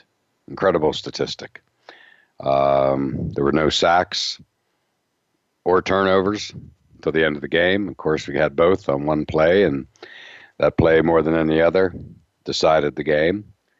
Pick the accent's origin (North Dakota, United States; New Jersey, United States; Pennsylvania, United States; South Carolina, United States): Pennsylvania, United States; now in New England, United States; I grew up in Pennsylvania, so I have a lot of friends from Philly